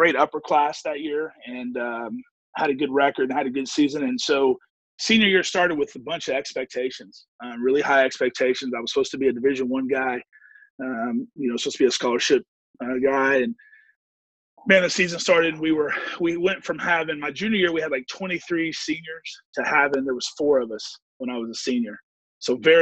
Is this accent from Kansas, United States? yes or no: yes; Wichita, Kansas, United States; I grew up in Wichita, Kansas